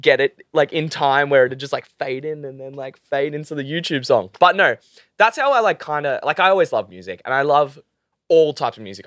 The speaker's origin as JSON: {"language": "English", "town": "Gold Coast", "region": "Queensland", "country": "Australia", "said": "I'm from the Gold Coast"}